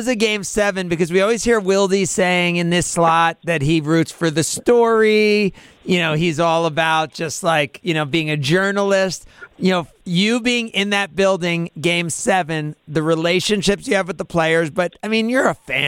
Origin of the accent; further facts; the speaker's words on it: New Jersey, United States; moved away; I grew up in New Jersey where the Nets were from